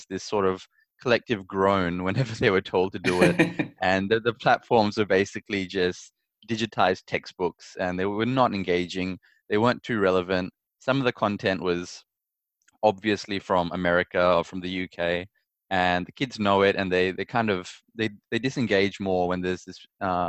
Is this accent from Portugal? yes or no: no; Perth, Western Australia, Australia; also born or lived in Boddington / Malaysia; I was born in Perth, but my parents are from Malaysia. Okay. I grew up in Perth at the earlier half of my life.